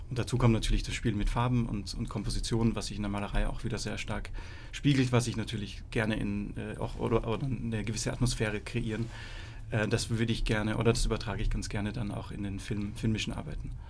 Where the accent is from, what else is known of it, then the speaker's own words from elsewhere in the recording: Austria; moved away as an adult; now in Berlin, Germany; Ich bin äh, aus Österreich ursprünglich. Ich bin mich jetzt 2006 nach Berlin verschlagen, um Freie Kunst zu studieren.